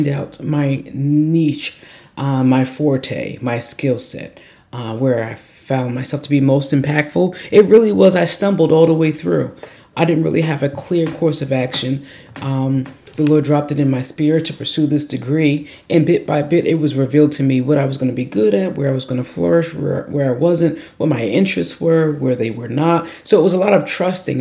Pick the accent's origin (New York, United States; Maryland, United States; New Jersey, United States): New Jersey, United States; Camden; I was born in the city of Camden, New Jersey, and that's significant because apparently nothing good comes out of Camden, but I made a liar out of those people. I born and raised in South Jersey, the Metro Philadelphia area